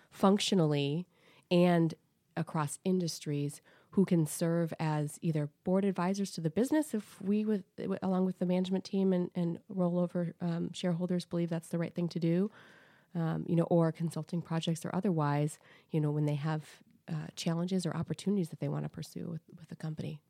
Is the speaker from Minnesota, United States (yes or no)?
yes; Saint Paul, Minnesota, United States; So, I grew up in Saint Paul, Minnesota.